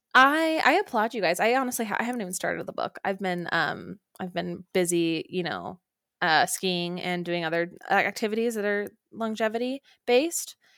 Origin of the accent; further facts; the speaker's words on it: Orem, Utah, United States; moved away; I flew home to Orem, Utah